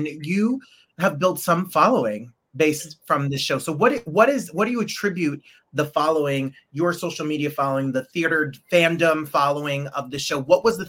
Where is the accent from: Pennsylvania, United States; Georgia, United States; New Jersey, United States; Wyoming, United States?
New Jersey, United States; So I'm born and raised in New Jersey, 1 mile from New York City. So I'm a little spoiled by the culture and art of New York. You know, we're like these snobby East Coast New Yorkers, right?